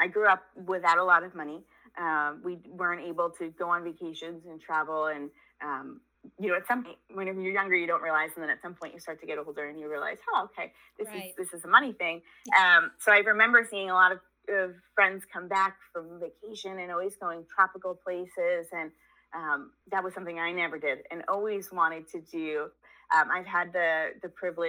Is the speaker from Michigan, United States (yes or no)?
no; New York, United States; I grew up in New York. If anybody's savvy, they can pick up on the accent